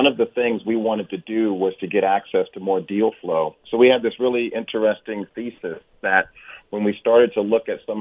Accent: Oakland, California, United States; also born or lived in Hampton, Virginia; I grew up in Oakland, California, went to a historically black college in Hampton, came back to go to Cal

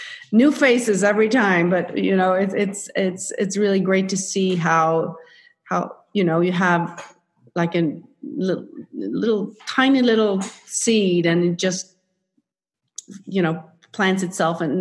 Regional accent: Sweden; accent: Swedish; English is a second language; moved away; as a Swede, you probably hear my accent.

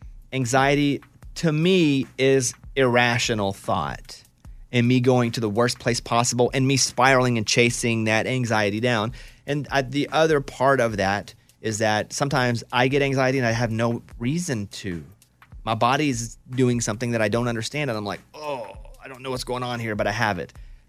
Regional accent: Arkansas, United States; Now, me growing up in Arkansas

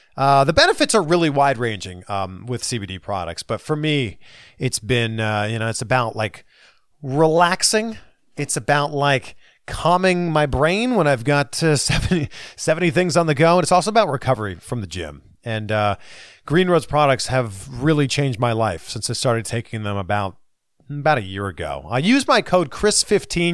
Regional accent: Pickering, Ontario, Canada; I'm from Pickering

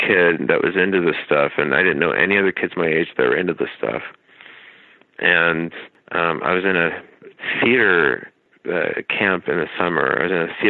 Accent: Dallas, Texas, United States; I grew up in Dallas. So you grew up in a place like Dallas in the 80s, like I did

